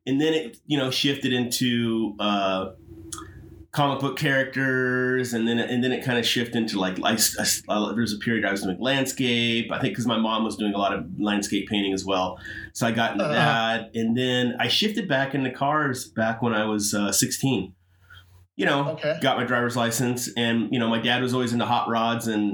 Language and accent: English; San Bernardino, California, United States; moved away as an adult; also born or lived in Los Angeles, California; now in San Diego, United States; born and raised in San Bernardino, and I lived in San Bernardino County until I was 18